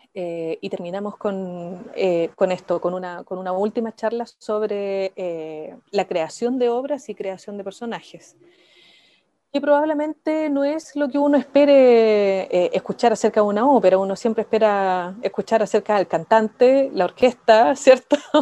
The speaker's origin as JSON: {"language": "Spanish", "town": "Iquique", "region": "Tarapacá", "country": "Chile", "said": "Yo soy de Iquique"}